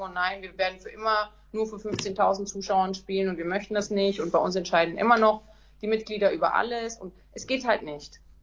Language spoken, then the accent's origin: German; Nuremberg, Bavaria, Germany; Ich komme aus Nürnberg